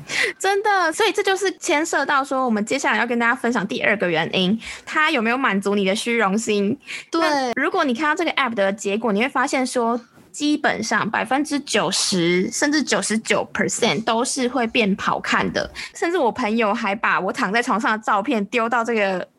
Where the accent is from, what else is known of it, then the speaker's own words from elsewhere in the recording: Taiwan; 我们台湾这边前阵子超流行《火神的眼泪》